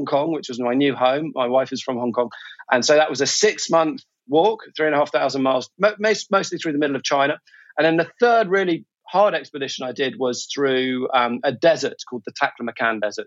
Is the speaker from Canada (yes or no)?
no; England, United Kingdom; moved away as an adult; now in Singapore; I'm a Brit, originally from England, and right now I live in Singapore.